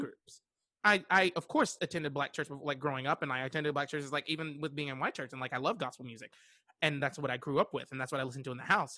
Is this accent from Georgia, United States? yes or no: no; Western North Carolina, United States; I'm from, uh, Western North Carolina